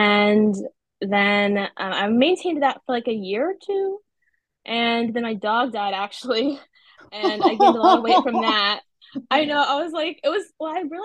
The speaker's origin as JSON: {"language": "English", "region": "North Carolina", "country": "United States", "tie": "born or raised there", "said": "I'm from North Carolina. I've been here my whole life."}